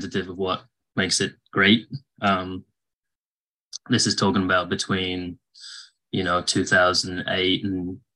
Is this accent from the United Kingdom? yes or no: yes; England, United Kingdom; moved away as an adult; now in United States; I grew up in England. I moved permanently to the US in 2010.